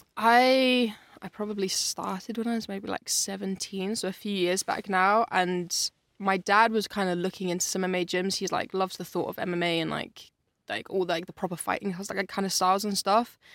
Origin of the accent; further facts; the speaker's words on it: Yate, South West England, United Kingdom; I grew up in Yates, so like it's it's in Bristol, but it's like a little bit outside of Bristol